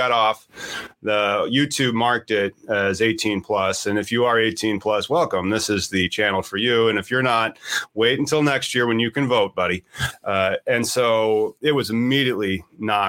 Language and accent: English; Peoria, Illinois, United States; my hometown of Peoria, Illinois